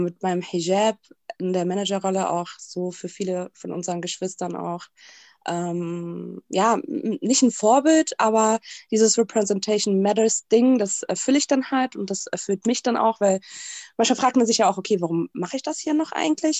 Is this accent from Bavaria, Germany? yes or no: no; Berlin, Germany; ich bin Berlinerin, das sage ich mal ganz stolz